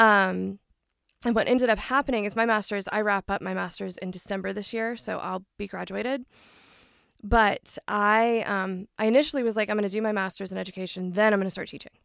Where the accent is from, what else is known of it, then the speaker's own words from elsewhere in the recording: Franklin, Tennessee, United States; I did grow up in the Nashville, more Franklin area